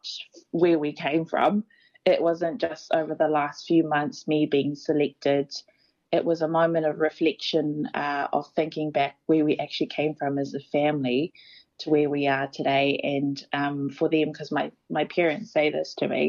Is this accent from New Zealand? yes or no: yes; New Zealand; I'm a New Zealander.